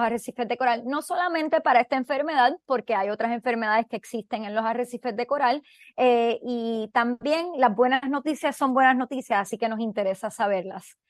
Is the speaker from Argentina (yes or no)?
no; Puerto Rico; yo, siendo puertorriqueña